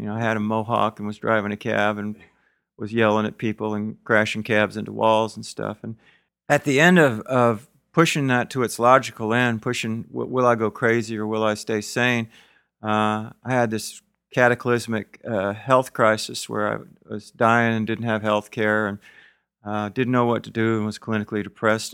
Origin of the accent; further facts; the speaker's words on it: the South, United States; also born or lived in California; I grew up in the South um, and didn't fit in here. My family was a Yankee family. They moved me here when I was little